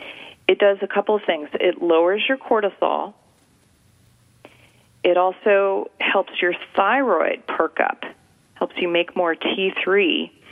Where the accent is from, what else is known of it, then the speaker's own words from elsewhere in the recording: California, United States; Now, you know I'm from California, but I'm not going to get too woo-woo on you here.